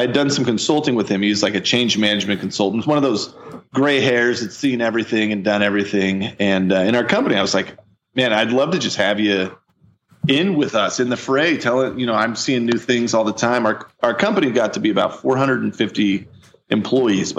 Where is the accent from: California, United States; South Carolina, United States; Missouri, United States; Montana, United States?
Missouri, United States; I'm from Missouri. I'm a big bearded giant from the Midwest.